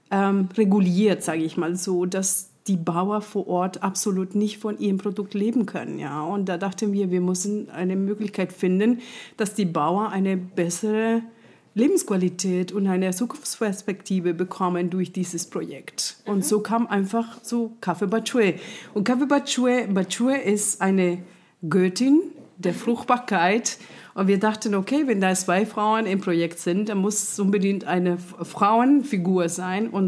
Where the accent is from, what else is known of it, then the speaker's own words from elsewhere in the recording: Colombia; German is a second language; now in Munich, Germany; Ich bin Kolumbianerin, ich bin gebürtige Kolumbianerin ähm, und bin 95, genau an deinem Geburtstag, äh, glaube ich, am 12. September bin ich in München angekommen